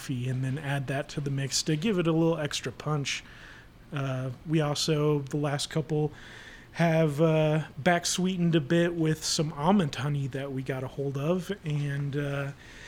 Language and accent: English; Kansas City, Missouri, United States; I'm from Kansas City, and huge Chiefs fan